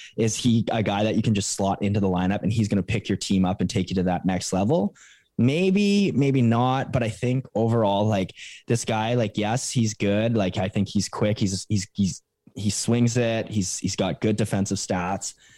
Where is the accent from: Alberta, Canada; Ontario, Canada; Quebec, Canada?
Alberta, Canada; Calgary; Calgary, my hometown